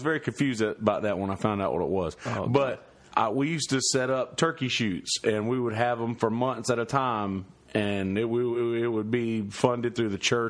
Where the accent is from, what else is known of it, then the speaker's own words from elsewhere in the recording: Marlboro County, South Carolina, United States; Like I grew up in Marlboro County, which is a few counties over from here.